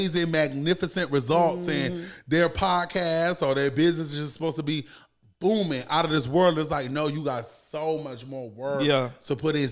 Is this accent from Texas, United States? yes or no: no; Savannah, Georgia, United States; also born or lived in The Bronx, New York; I'm originally from New York, but I moved to Savannah, Georgia when I was 10. So I say I'm from Savannah, but I'm originally from New York.